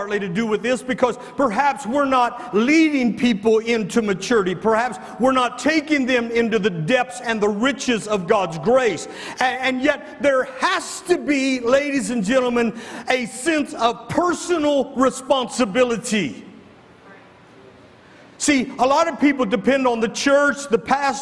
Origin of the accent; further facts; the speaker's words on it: the North, United States; moved away; I grew up in the North. I don't understand a lot of this Southern segregation and stuff.